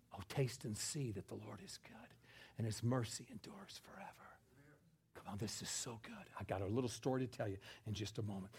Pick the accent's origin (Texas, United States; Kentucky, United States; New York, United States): New York, United States; I'm a New Yorker